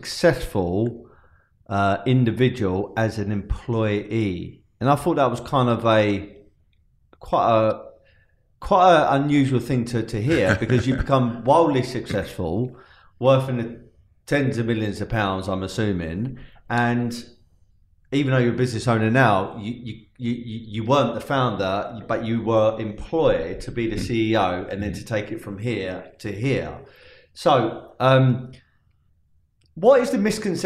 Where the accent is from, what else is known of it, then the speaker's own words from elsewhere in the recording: London, United Kingdom; I'm from South London, yeah? Mm-hmm. Tulse Hill, a lot of my family from Tulse Hill, Crystal Palace, Dulwich, etc.